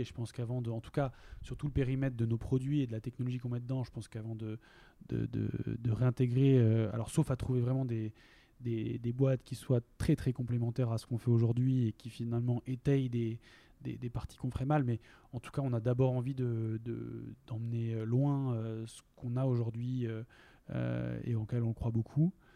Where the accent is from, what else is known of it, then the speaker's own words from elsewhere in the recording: Lille, Hauts-de-France, France; moved away as an adult; also born or lived in Compiègne; now in Basque Country, France; je viens de Lille